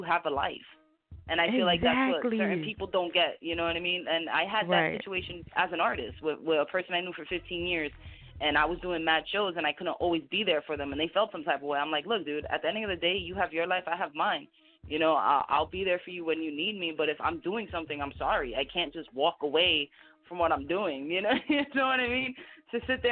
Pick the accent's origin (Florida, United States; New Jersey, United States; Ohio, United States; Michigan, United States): New Jersey, United States; my home state